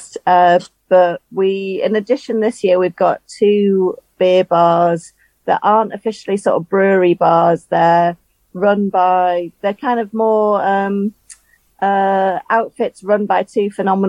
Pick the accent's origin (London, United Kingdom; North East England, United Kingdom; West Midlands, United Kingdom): North East England, United Kingdom; County Durham; I'm originally from County Durham.